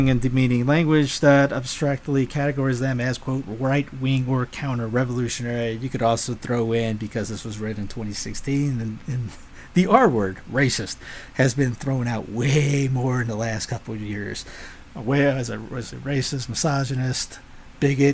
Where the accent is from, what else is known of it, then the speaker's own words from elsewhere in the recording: the South, United States; I'm a Southerner